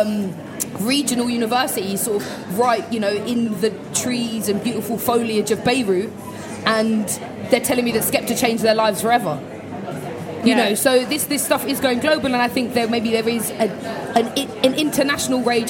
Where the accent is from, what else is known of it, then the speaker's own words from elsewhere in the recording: London, United Kingdom; my journey growing up in East London